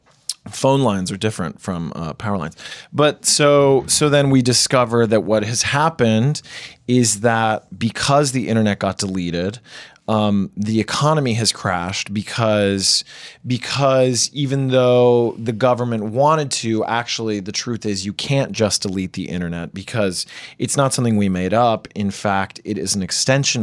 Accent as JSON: {"language": "English", "country": "United States", "tie": "born or raised there", "said": "we're Colombian American, but we grew up here in the States"}